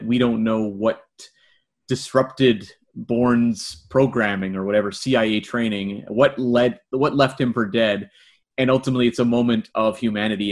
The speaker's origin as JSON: {"language": "English", "country": "Canada", "said": "Being a Canadian myself"}